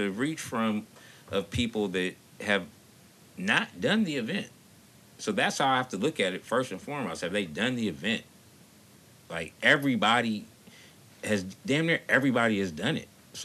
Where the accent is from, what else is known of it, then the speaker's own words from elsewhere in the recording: Los Angeles, California, United States; moved away as an adult; also born or lived in Oakland, California; now in Bay Area, United States; I was born here, but I spent a lot of my formative years in Los Angeles. It's where I went to school at, and it's where my mother still resides